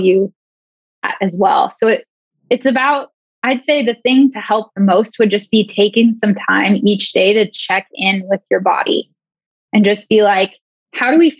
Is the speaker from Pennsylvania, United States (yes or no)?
no; Banks, Oregon, United States; I grew up in Oregon in, like, a teeny tiny town called Banks